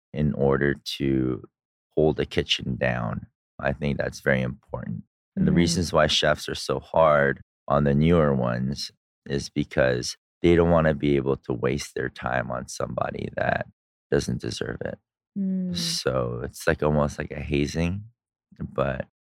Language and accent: English; California, United States; moved away as an adult; also born or lived in Korea (ancestry); now in Dubai, United Arab Emirates; I'm a hippie from California